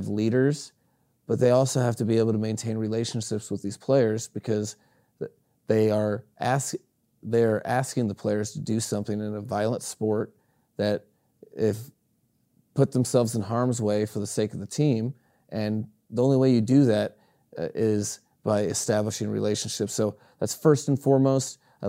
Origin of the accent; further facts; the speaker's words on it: Greeley, Colorado, United States; I was raised out west in Greeley, Colorado, which is a cattle country.